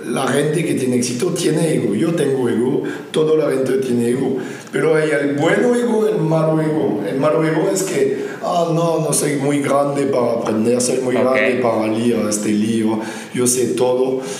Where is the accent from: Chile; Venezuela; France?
France; Spanish is a second language; moved away; yo, soy francés, vino de, Francia, de Europa, el viejo continente.